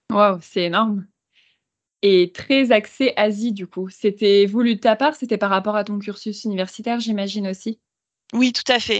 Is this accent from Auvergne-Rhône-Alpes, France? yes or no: yes; Valence, Auvergne-Rhône-Alpes, France; moved away as an adult; also born or lived in Taiwan / Vietnam / China; now in Paris, France; à la base, je suis originaire de Valence dans la Drôme, qui est dans le sud de la France pour ceux qui ne connaissent pas.